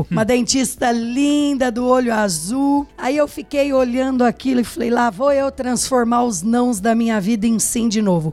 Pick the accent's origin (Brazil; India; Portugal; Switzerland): Brazil; Pitangueiras, São Paulo; Sou do interior de São Paulo, de uma cidade chamada Pitangueiras, não é Pitangueiras Guarujá, pessoal, interior de São Paulo